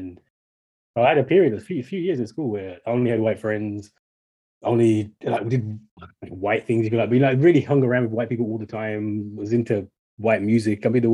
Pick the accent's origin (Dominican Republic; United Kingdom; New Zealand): United Kingdom; Birmingham, West Midlands; I was born in Birmingham, in the UK, but my dad is Jamaican. My dad retired back to Jamaica just last year. And my mom was born in Manchester, but she's half, her dad's Jamaican and her mom is English.